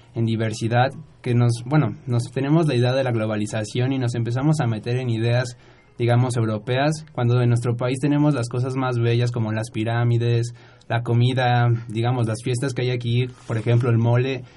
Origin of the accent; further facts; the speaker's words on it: Mexico; nuestro país es tan hermoso